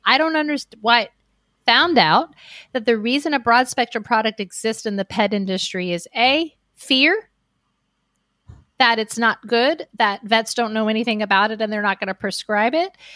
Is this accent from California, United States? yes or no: no; Miami, Florida, United States; I grew up in Miami, Florida, on about an acre of land on a canal